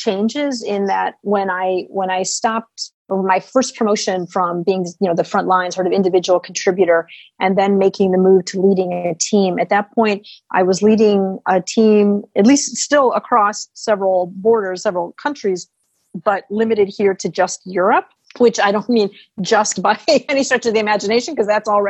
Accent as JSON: {"language": "English", "country": "United States", "said": "as an American"}